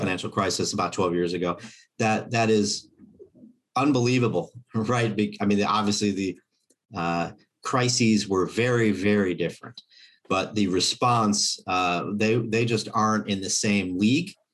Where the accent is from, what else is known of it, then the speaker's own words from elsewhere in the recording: Kansas City, United States; my hometown Fed